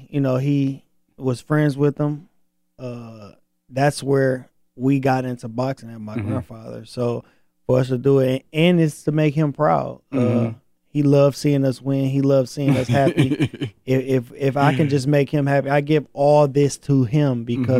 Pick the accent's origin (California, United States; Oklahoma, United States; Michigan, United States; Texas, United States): Michigan, United States; Flint; But until then, you know, I'm from Flint. You know, I'm from Michigan.